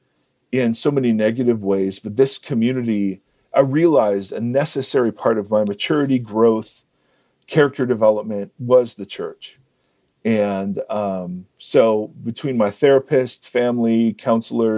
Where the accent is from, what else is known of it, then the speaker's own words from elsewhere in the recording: Ohio, United States; moved away as an adult; also born or lived in California; now in Columbus, United States; I grew up in Ohio